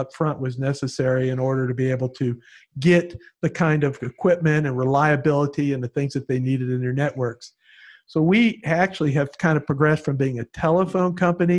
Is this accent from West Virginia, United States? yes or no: no; Palm Beach County, Florida, United States; having grown up here, and as I told you, I've been about in every school in North County